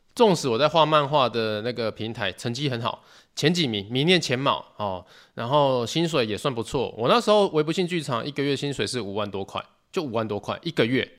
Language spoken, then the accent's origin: Chinese; Tainan, Taiwan; 我是台南人